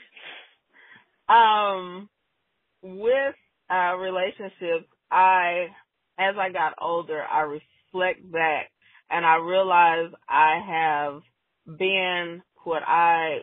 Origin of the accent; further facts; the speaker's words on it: Oklahoma, United States; I came back to where I grew up in Oklahoma